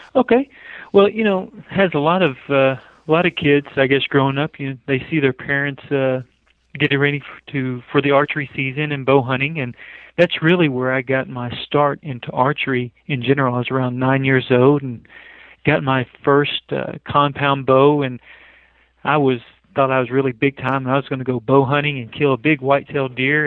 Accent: western Kentucky, United States; moved away as an adult; now in Salt Lake City, United States; I grew up in Kentucky, small town

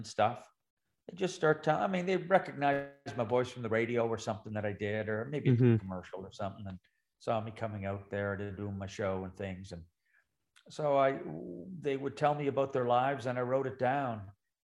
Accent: Glace Bay, Nova Scotia, Canada; I was born on the Coal Town Road in Glace Bay

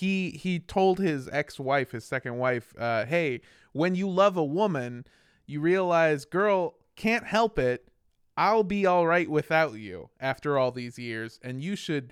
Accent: Chattanooga, Tennessee, United States; Also, I'm from Chattanooga, Tennessee, which happens to be the location of a Yellow Deli.

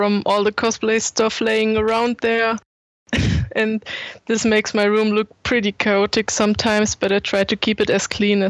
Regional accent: Höxter, North Rhine-Westphalia, Germany; I grew up in Höxter in Germany. And I always lived here

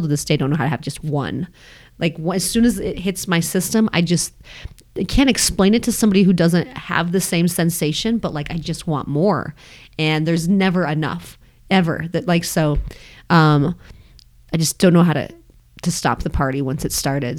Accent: Longmont, Colorado, United States; I grew up in Longmont

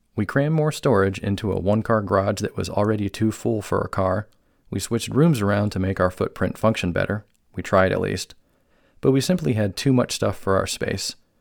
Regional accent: Cuyahoga Falls, Ohio, United States; moved away as an adult; also born or lived in New Hampshire / Boise, Idaho; I was born and raised in Northeast Ohio

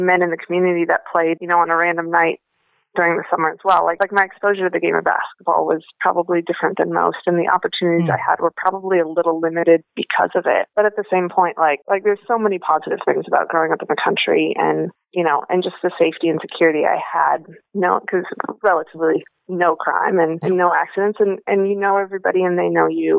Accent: North Dakota, United States; moved away; I grew up in Cullum, North Dakota, which is a town that I think is about 400 people now.

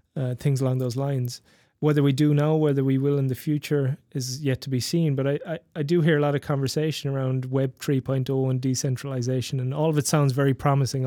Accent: west and south of Ireland, Ireland; growing up in Ireland, in, particularly in the, in the west and the south of Ireland

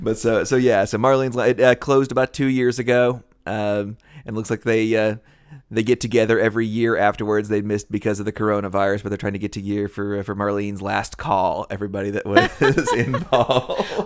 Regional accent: United States; we're from the United States, we're from the West

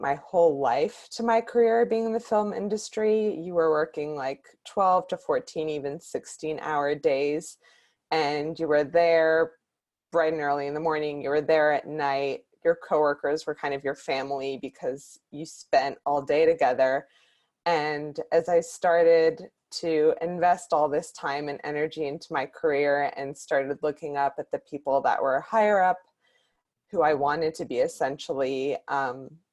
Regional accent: Bay Area, Northern California, United States; moved away as an adult; now in Los Angeles, United States; I grew up in the Bay Area in Northern California and moved down

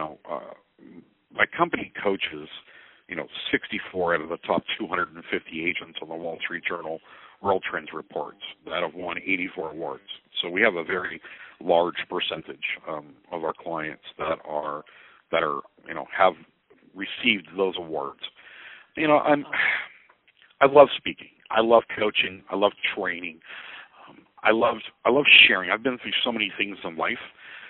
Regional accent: Oceanside, California, United States; moved away as an adult; also born or lived in San Diego, California; now in Fairview Heights, United States; I was born and raised in Oceanside, California

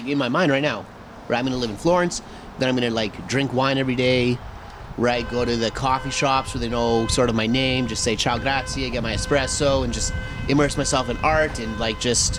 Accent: Calgary, Alberta, Canada; Is Calgary the best hometown you know? So, yeah, by default, yes, it is the best because it's the only hometown I know.

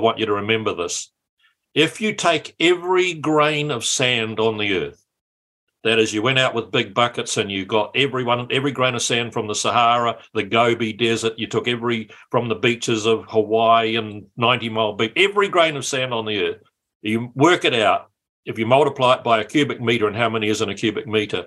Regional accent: Matamata, Waikato, New Zealand; I grew up in Matamata and went to Matamata College

